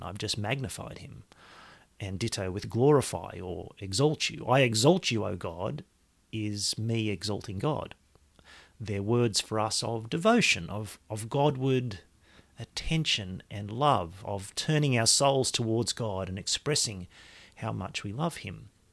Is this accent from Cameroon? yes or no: no; Australia; I am an Australian.